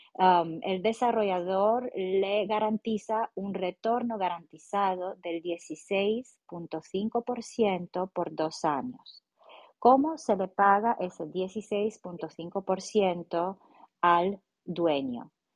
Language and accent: Spanish; Romania; Spanish is a second language; moved away; yo como rumana